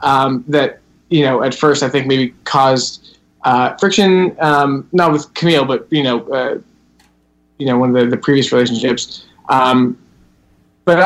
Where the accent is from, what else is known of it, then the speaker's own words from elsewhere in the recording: Boston, Massachusetts, United States; moved away as an adult; also born or lived in DMV (Washington, D.C. area); now in Washington, D.C. area, United States; I'm from Boston originally, a small suburb of Boston. And, you know, it's 97% white suburb.